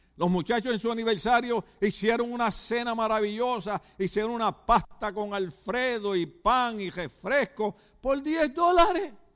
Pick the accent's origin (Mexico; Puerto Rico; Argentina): Puerto Rico; now in California, United States; mi país, Puerto Rico